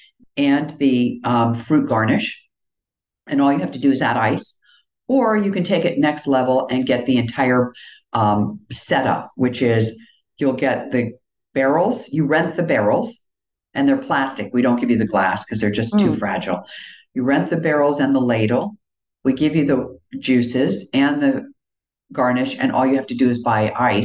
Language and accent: English; East Coast, United States; moved away; also born or lived in Northern Virginia / New York; I grew up on the East Coast, and one thing I remember clearly, both Northern Virginia outside of Washington and New York, which are the two places I lived most of my life before moving here